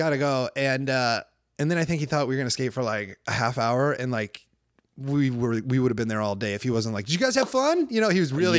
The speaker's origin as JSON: {"language": "English", "region": "Iowa", "country": "United States", "moved": "as an adult", "lives_now": "Los Angeles, United States", "said": "when I lived in Huntington Beach for 1 year when I moved to Los Angeles from Iowa"}